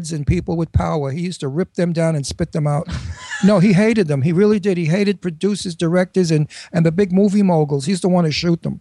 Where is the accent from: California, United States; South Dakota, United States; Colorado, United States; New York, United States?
New York, United States; New York City; accent: Astoria; moved away; also born or lived in Brooklyn; growing up in Astoria, and I'm originally from Brooklyn.